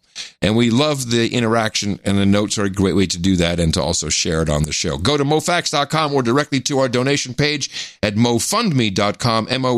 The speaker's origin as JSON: {"language": "English", "country": "United States", "tie": "born there", "said": "do you know that even though I was born in the United States, born to American WASP legacy, very often I passed for Dutch."}